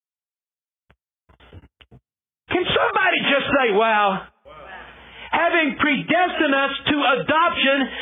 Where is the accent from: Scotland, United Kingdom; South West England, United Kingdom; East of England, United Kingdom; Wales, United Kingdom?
Scotland, United Kingdom; I'm Scottish